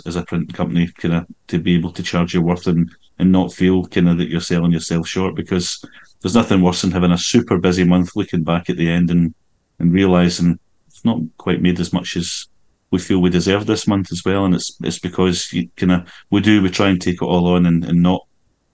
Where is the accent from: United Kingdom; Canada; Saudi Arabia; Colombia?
United Kingdom; Glasgow, Scotland; where I grew up in Glasgow